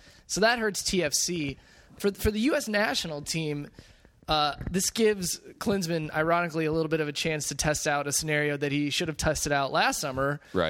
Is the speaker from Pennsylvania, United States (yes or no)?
no; Minneapolis, Minnesota, United States; moved away; Minneapolis is my hometown